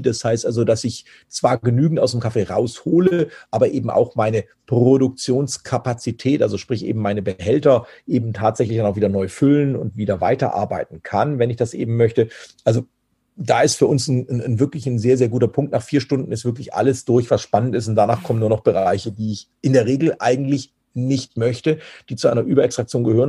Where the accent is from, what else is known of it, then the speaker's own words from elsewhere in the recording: Germany; bei uns in Deutschland